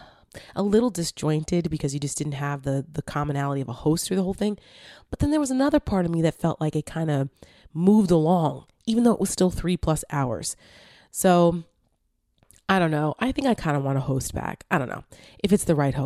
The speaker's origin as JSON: {"language": "English", "region": "New Jersey", "country": "United States", "said": "I'm from Jersey"}